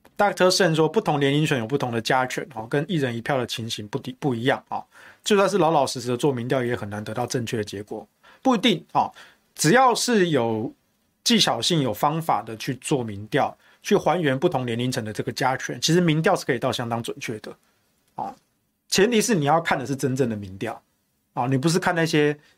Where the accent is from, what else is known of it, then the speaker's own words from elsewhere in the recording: Taichung, Taiwan; now in Taipei, Taiwan; 我是台中人，因为我户籍到现在都还在台中